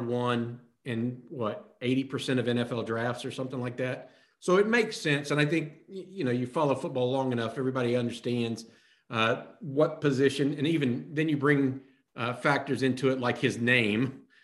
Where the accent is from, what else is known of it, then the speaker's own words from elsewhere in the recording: Houston, Texas, United States; We're both originally from the Houston area